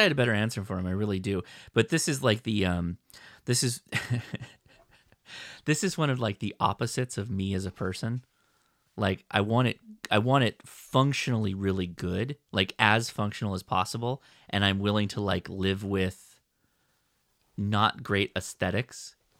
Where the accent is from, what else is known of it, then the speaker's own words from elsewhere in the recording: United States; me as an American